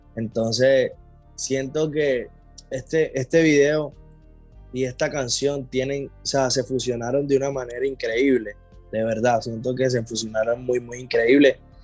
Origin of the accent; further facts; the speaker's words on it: Colombia; yo soy de Colombia, pero yo vengo de una ciudad que en Colombia es de, de mucha alegría